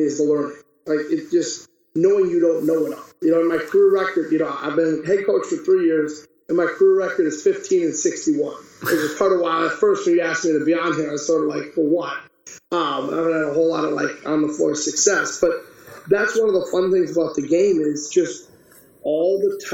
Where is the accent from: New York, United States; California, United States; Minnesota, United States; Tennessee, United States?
Minnesota, United States; Iron Range, northern; growing up on the Iron Range in northern Minnesota